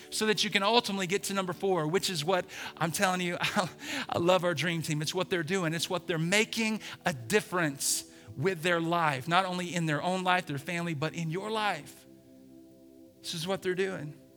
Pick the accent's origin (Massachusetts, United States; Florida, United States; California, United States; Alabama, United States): Alabama, United States; Birmingham; I grew up in Birmingham, Alabama.